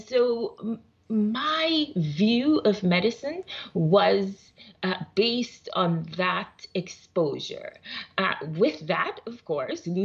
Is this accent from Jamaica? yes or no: yes; Jamaica; moved away; I'm originally from Jamaica.